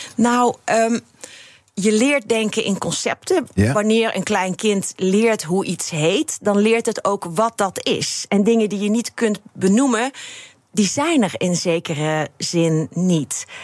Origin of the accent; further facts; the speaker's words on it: Limburg, Netherlands; Ik kom uit Limburg